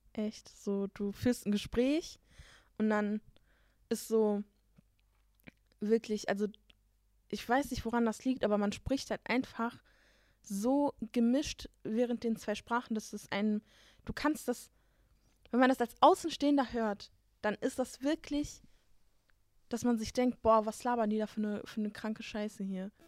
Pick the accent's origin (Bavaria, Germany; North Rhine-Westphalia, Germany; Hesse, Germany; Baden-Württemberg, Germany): North Rhine-Westphalia, Germany; first language Turkish; wir leben in NRW. Für alle, die es nicht wissen, wir sind aus NRW.